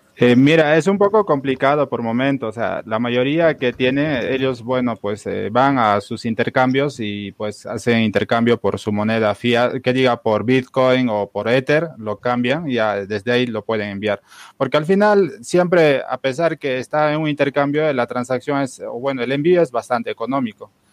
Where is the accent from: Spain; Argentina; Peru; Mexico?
Peru; nosotros en, el Perú somos pues bastante practicantes del trueque